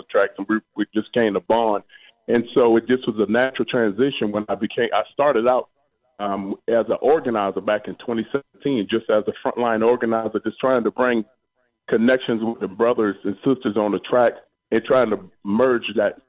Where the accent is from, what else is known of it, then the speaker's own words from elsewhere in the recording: Savannah, Georgia, United States; I grew up in Savannah, Georgia.